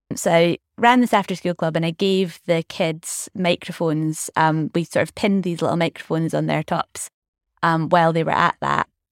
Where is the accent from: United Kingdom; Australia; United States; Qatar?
United Kingdom; Scotland; also born or lived in Glasgow; so I grew up in Scotland, very much being Scottish